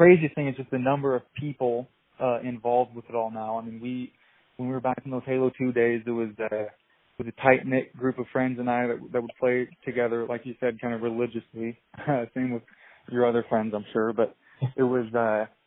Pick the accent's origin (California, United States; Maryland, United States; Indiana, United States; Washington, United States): Washington, United States; moved away as an adult; now in Boise, United States; I am actually from Washington State. I just moved to Boise about 6 months ago